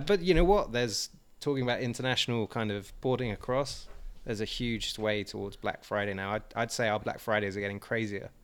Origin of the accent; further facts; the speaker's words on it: England, United Kingdom; I'm English